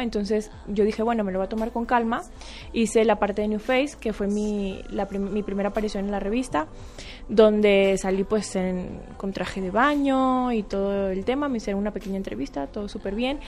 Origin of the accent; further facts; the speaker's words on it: Spain; also born or lived in Venezuela; mi papá es español, me crié en España